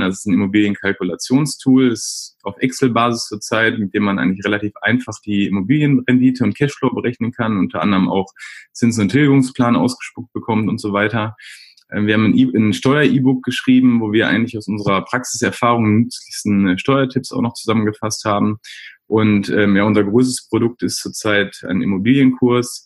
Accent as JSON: {"language": "German", "town": "Essen", "region": "North Rhine-Westphalia", "country": "Germany", "tie": "born or raised there", "said": "komme gebürtig aus Essen und wohne auch in Essen mitten im Ruhrgebiet"}